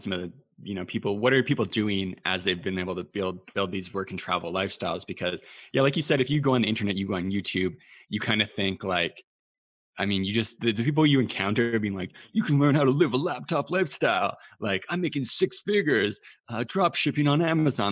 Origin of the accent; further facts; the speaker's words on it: Canada; Being Canadian